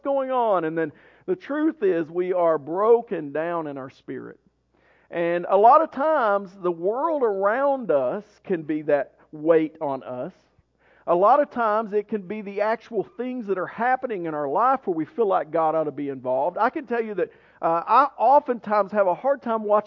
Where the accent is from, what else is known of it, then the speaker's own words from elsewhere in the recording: Maryville, Tennessee, United States; Maryville when I grew up there